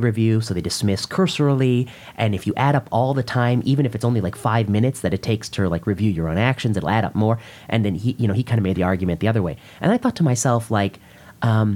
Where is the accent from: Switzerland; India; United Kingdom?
India; I'm Indian